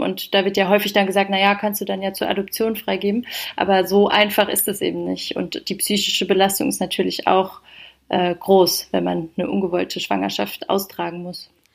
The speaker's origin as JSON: {"language": "German", "town": "Heidelberg", "region": "Baden-Württemberg", "country": "Germany", "moved": "as an adult", "lives_now": "Berlin, Germany", "said": "ich komme ursprünglich aus Heidelberg"}